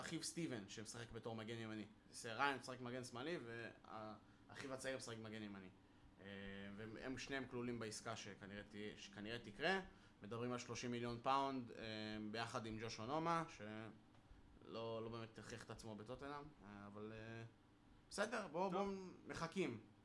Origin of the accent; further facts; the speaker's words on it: Israel; אמרתי להם שאני יהודי מישראל, שאני ממוצא פולני